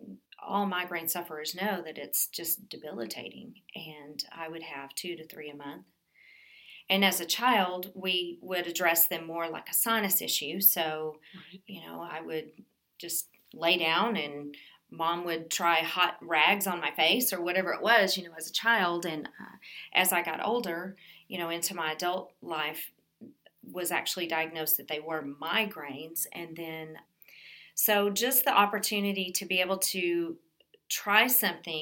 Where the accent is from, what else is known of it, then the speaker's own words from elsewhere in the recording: Dallas, Texas, United States; also born or lived in Killeen, Texas; now in Burnet, United States; I am a born and raised Texas girl. I grew up in the Dallas-Fort Worth area